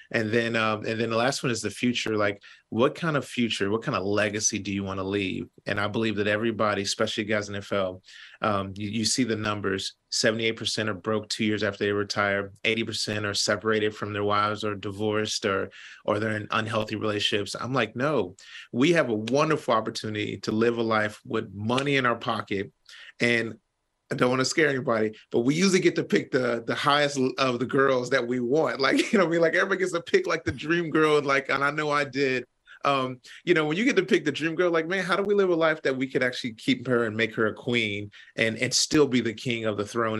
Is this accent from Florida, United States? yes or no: no; Kentucky, United States; I'm from Kentucky.